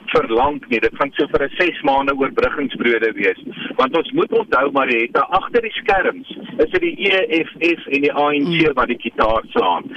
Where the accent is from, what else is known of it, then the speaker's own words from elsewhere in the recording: South Africa; ons as Suid-Afrikaners